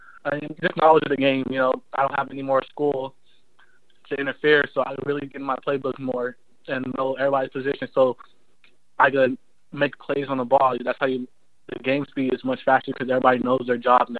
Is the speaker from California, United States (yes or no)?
yes; California, United States; moved away as an adult; now in North Carolina, United States; I'm away from California all the time, so I get to go home twice a month